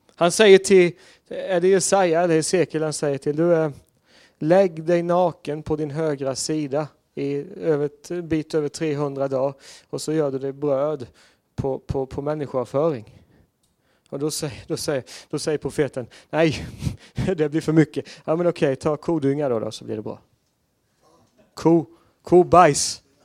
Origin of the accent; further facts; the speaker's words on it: Sweden; jag var svensk där och inte amerikan eller engelsman